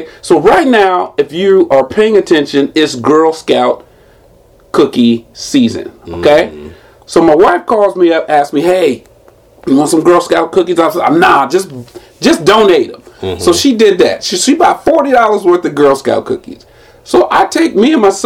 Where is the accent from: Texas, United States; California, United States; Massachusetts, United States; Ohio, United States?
California, United States; San Jose; I'm from here. I'm from San Jose